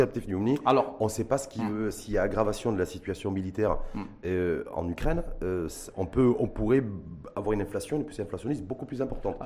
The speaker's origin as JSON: {"language": "French", "country": "Morocco", "said": "chez nous au Maroc"}